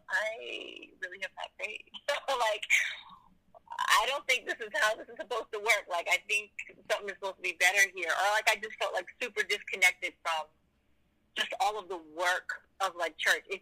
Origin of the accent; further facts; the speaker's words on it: Boston, Massachusetts, United States; I'm from Boston, Massachusetts. Um, I've been in Christian ministry. Well, I grew up in a Christian home